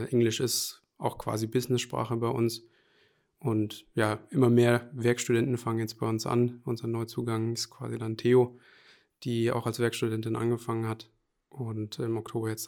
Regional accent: Hesse, Germany; also born or lived in Aschaffenburg / Allgäu / Lower Saxony; Also geboren bin ich in Aschaffenburg, aber aufgewachsen so im Allgäu und auch kurz einen Abstecher mal nach Niedersachsen. Aber ja, so richtig aufgewachsen würde ich sagen, also Jugend verbracht habe ich dann hier in Hessen.

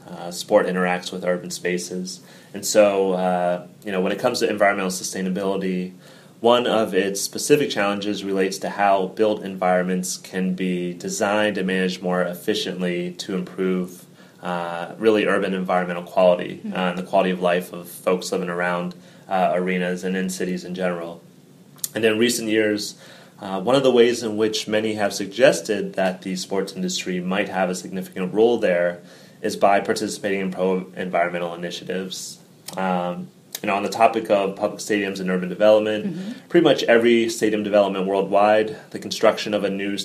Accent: Northeast Ohio, United States; now in Atlanta, United States; I grew up in Northeast Ohio, just across the river from Pennsylvania, about 90 minutes from Pittsburgh

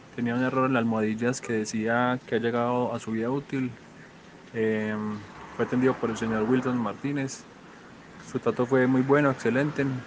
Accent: Colombia; soy de Colombia

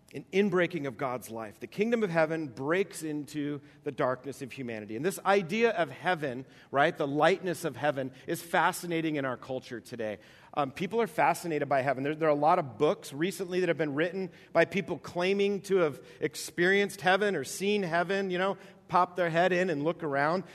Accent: East Coast, New York, United States; moved away; I grew up on the East Coast, and uh, in New York

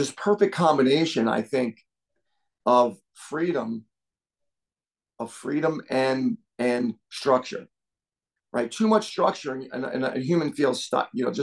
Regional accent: Long Island, New York, United States; moved away as an adult; also born or lived in Iowa City, Iowa; now in Columbus, United States; I grew up in Wausau, and Wausau was literally 5 miles from Hofstra

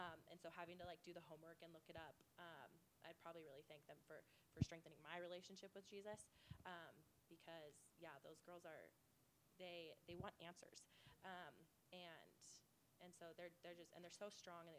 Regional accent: Ogden, Utah, United States; I'm from Washington Heights in Ogden, Utah.

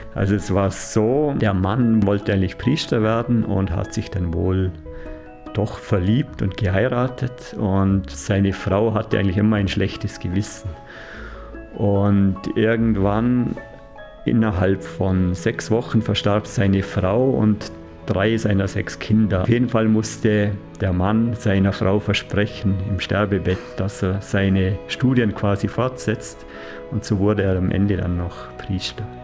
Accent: Kleinwalsertal, Vorarlberg, Austria; Also in unserer Familie, dort wo ich aufgewachsen bin, gibt es ein kleines Hausmuseum. Und meine Vorfahren waren eigentlich immer schon quasi Dorfchronisten, die ganz viel über das Tal aufgezeichnet haben

